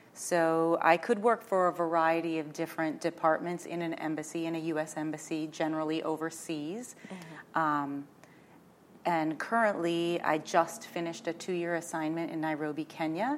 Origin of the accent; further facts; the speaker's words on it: South Dakota, United States; moved away as an adult; being raised on a farm and a ranch in rural South Dakota